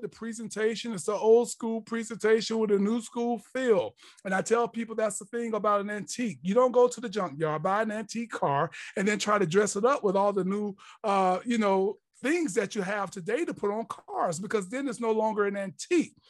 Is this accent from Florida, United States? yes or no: yes; Jacksonville, Florida, United States; growing up in Jacksonville, Florida, Duval County